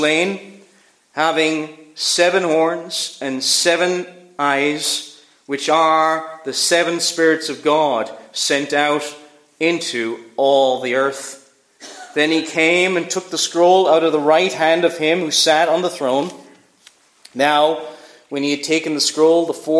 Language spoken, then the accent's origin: English; Cork, Munster, Ireland; I was born in Cork